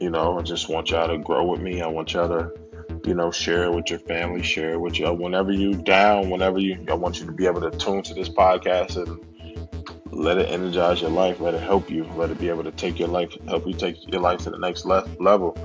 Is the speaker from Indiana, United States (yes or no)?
no; Yonkers, New York, United States; I grew up in Yonkers, New York, man, in a municipal housing project